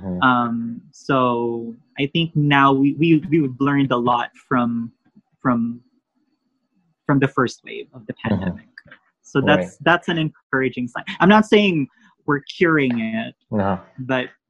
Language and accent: English; Philippines; now in United States